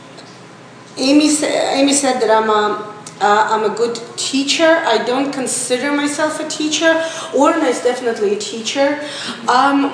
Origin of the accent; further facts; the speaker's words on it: Russia; moved away as an adult; also born or lived in St. Petersburg, Russia; now in Israel; I was born and raised in Russia